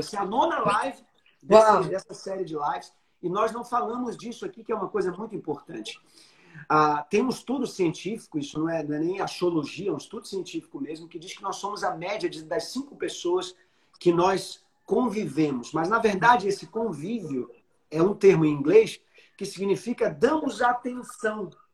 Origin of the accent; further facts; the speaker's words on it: Rio de Janeiro, Brazil; na minha terrinha